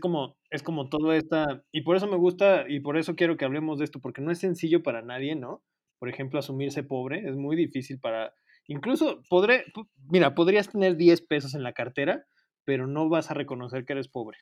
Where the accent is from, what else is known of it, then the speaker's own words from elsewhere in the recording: Mexico; nuestro país